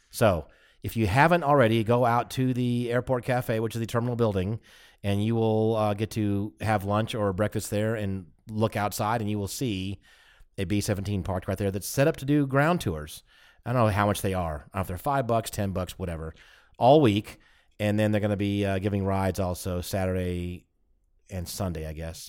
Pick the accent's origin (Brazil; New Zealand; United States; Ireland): United States; we're American